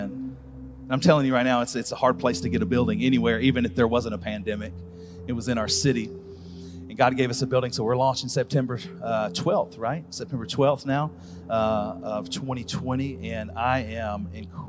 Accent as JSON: {"language": "English", "town": "Birmingham", "region": "Alabama", "country": "United States", "said": "I'm from Birmingham, Alabama"}